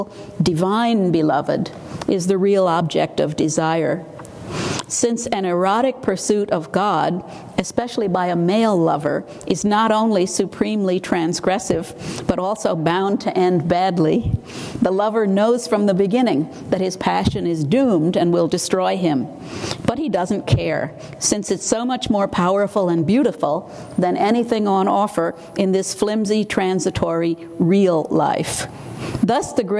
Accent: Arkansas, United States; I'm from Arkansas. I started studying Hindi at 20 and Urdu at 22

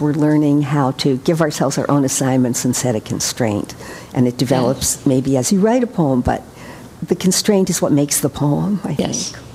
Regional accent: New York, United States; I grew up in New York

